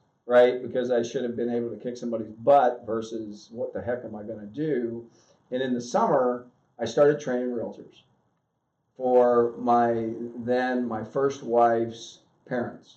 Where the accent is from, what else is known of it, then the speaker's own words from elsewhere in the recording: Southern Ohio, United States; I was born and raised in Southern Ohio, probably the poorest area in Ohio